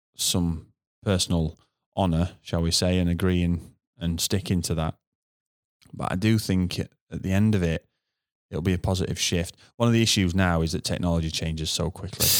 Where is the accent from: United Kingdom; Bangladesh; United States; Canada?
United Kingdom; as a Brit